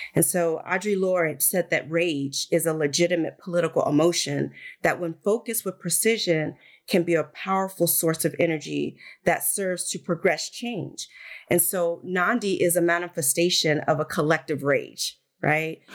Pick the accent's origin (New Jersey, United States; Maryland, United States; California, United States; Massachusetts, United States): California, United States; Santa Ana; growing up in Santa Ana, California.